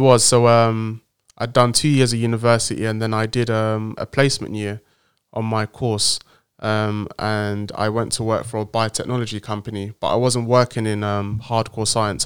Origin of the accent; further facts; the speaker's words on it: Nigeria; also born or lived in Cambridge, United Kingdom; now in London, United Kingdom; I'm a proud Nigerian man living in in the in the UK in London